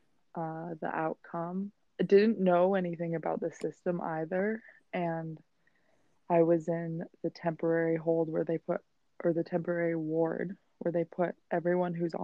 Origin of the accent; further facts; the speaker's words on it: Steamboat Springs, Colorado, United States; moved away as an adult; now in New York City, United States; I'm from Steamboat Springs, Colorado